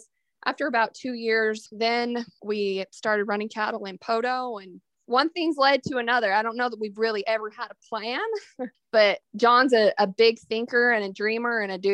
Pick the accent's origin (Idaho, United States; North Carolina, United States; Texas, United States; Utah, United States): Utah, United States; Beaver; moved away as an adult; now in Oklahoma, United States; I grew up in Utah, actually, in southern Utah